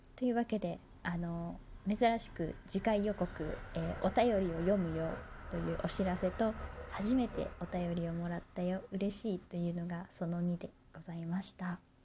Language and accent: Japanese; Kansai, Japan; moved away; 私ね、地元が関西になるんですけれども